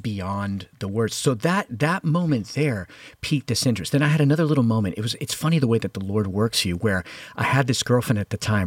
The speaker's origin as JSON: {"language": "English", "town": "Hialeah", "region": "Florida", "country": "United States", "tie": "born or raised there", "said": "I was brought up in Havana, the sequel, which is Hialeah, Florida"}